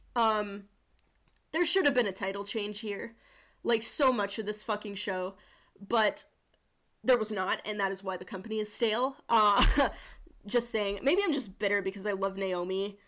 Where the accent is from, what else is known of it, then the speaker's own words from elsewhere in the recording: Sturgis, South Dakota, United States; I'm from Sturgis, South Dakota.